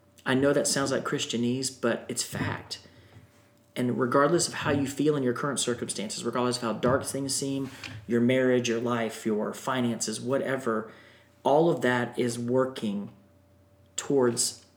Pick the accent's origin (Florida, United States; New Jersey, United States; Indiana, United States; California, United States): Florida, United States; I grew up in Florida